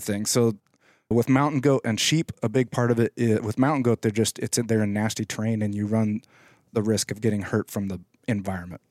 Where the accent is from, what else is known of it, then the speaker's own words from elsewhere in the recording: Alaska, United States; I grew up in Alaska and I've kinda hunted there all my life